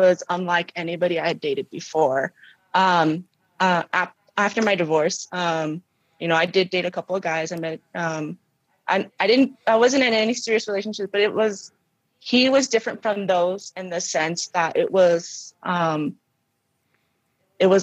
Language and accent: English; Roberts, Idaho, United States; moved away as an adult; also born or lived in California; now in Denver, United States; I was actually born in Cali. Mm-hmm. When I was, like, 3, my parents moved us to Roberts, and I grew up there until I was like 20